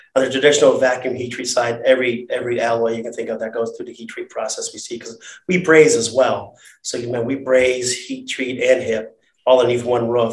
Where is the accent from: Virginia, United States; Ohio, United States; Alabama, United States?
Ohio, United States; Cleveland; I grew up in the inner east side of Cleveland.